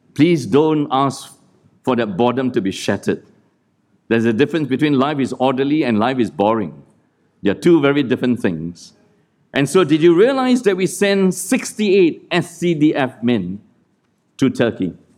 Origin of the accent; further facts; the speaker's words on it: Malaysia; moved away; also born or lived in Singapore; that's how we grew up in Malaysia, where I grew up, and in Singapore